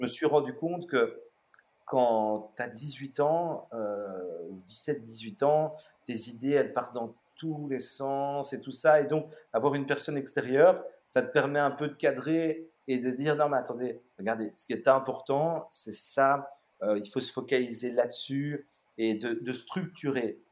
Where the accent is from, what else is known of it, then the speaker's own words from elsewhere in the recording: Brussels, Brussels-Capital Region, Belgium; also born or lived in Melbourne, Australia; je suis bruxellois d'origine. J'ai grandi juste à côté. on habitait à côté du Manneken Peace, donc vraiment centre-ville de, de, Bruxelles